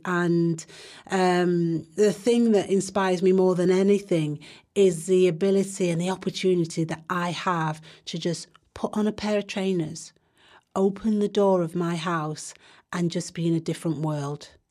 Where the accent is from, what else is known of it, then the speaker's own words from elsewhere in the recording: Manchester, North West England, United Kingdom; I grew up in Longside, went to school in Mosside, went to Ducie High School, which is now Manchester Academy